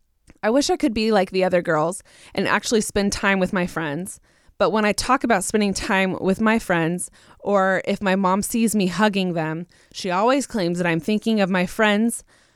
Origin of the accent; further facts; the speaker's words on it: Virginia, United States; I'm from Southern Virginia, so it's a habit.